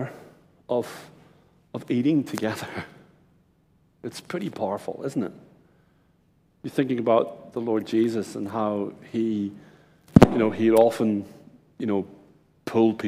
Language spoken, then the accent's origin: English; Ireland; now in Brisbane, Australia; I'm Irish, my wife's Japanese